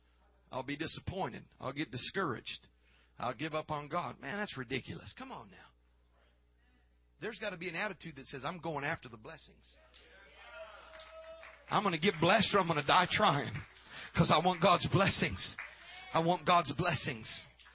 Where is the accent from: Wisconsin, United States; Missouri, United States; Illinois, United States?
Missouri, United States; I'm from Missouri. I'm from the show me state.